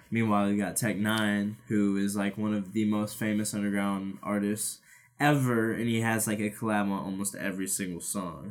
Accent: Omaha, Nebraska, United States; also born or lived in Council Bluffs, Iowa; I was born in Council Bluffs, but always lived in Omaha, Nebraska

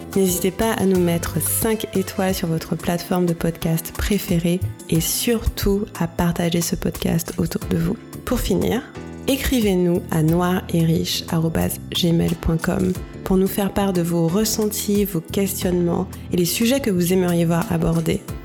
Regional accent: Bouillante, Guadeloupe; j'ai grandi à Bouillante, ma mère est de Bouillante

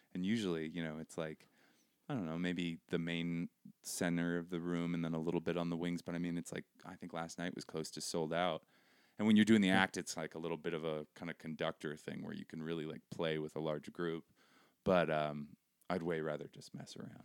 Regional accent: Seattle, Washington, United States; moved away as an adult; also born or lived in Brooklyn, New York; I grew up in Seattle.

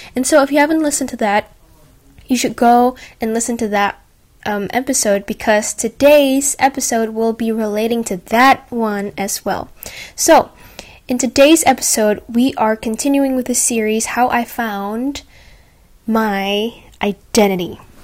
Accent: Indonesia; now in Australia; get back to Indonesia and be surrounded by the friends that I already knew since I was a little girl

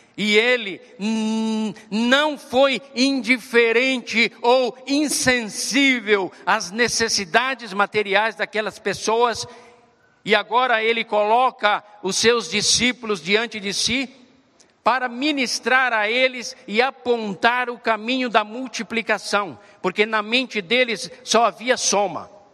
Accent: Brazil; nós hoje, como brasileiros e brasileiras

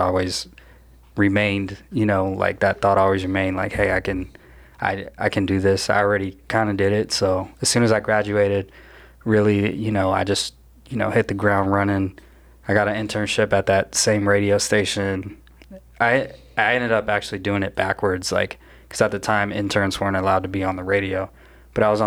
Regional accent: Phoenix, Arizona, United States; I'm born and raised in Phoenix, Arizona, Tempe in Phoenix.

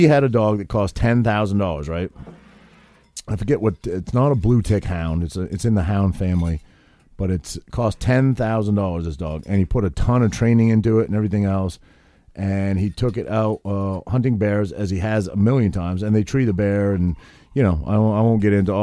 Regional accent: Maine, United States; I grew up in Maine and I grew up hunting and fishing and all that sort of thing

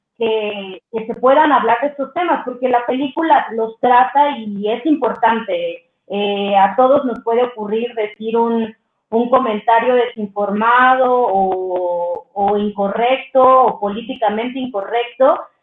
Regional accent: Miahuatlán, Oaxaca, Mexico; moved away as an adult; now in Mexico City, Mexico; somos de Miahuatlán, Oaxaca, eh, mi mamá es una activista nata del mercado, que lucha por derechos de las mujeres en el mercado de mi pueblo, que tiene una comunidad como muy, muy bella, que a mí me, pues me criaron todas esas mujeres

